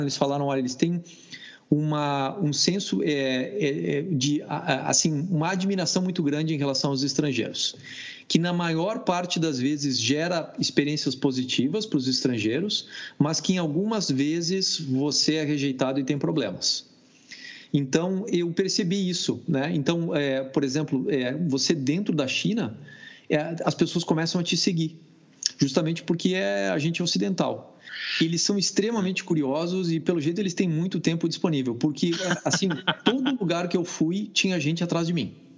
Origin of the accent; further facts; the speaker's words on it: Brazil; Baxi, que é Brasil.